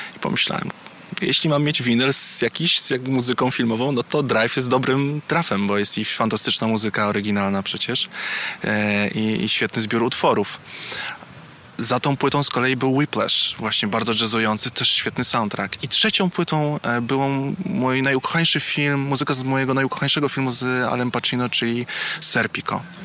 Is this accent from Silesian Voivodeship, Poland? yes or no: no; Warsaw, Masovian Voivodeship, Poland; jestem warszawiakiem od urodzenia